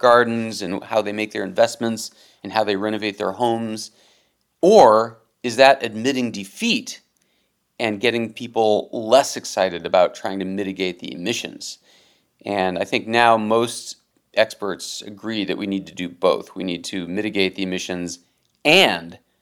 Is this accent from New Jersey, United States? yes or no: no; Cleveland, Ohio, United States; moved away as an adult; also born or lived in New York; growing up in Cleveland